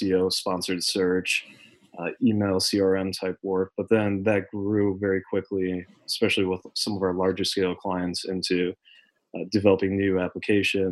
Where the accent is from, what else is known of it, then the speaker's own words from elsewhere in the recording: Minnesota, United States; growing up in the Midwest, growing up in Minnesota specifically